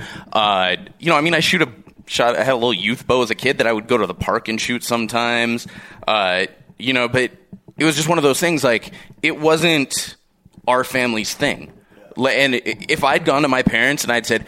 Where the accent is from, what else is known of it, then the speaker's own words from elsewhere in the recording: Seal Beach, California, United States; moved away; I grew up in Seal Beach, California